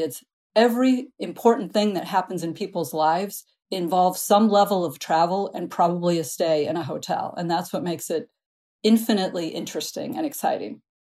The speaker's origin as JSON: {"language": "English", "region": "Midwest", "country": "United States", "tie": "born or raised there", "said": "I grew up in the Midwest"}